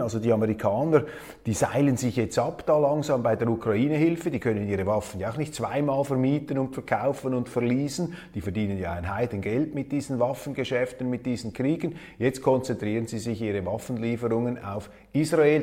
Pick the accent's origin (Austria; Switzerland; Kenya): Switzerland; als Schweizer und wir Schweizer